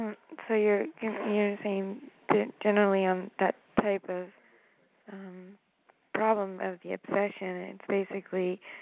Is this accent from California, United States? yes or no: yes; Half Moon Bay, California, United States; I'm from Half Moon Bay.